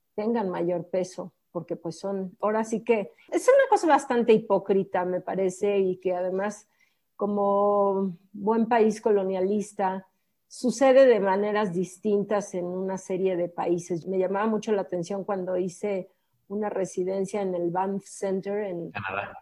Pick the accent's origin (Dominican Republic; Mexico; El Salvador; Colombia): Mexico; los que somos mexicanos